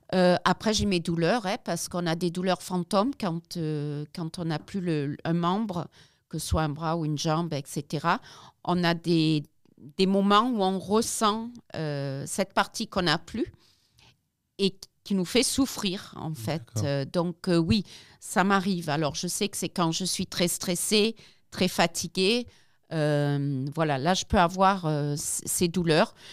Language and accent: French; South Africa; moved away as an adult; now in France; je n'ai pas grandi ici, j'ai grandi en Afrique du Sud